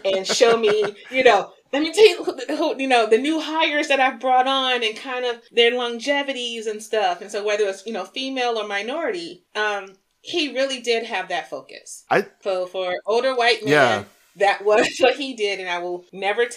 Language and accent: English; Detroit, Michigan, United States; also born or lived in Mountain View, California; now in Edmonds, United States; I grew up in Detroit though. So Detroit to the heart